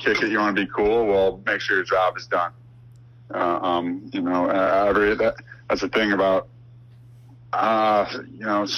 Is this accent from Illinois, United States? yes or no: yes; Chicago, Illinois, United States; I'm from Chicago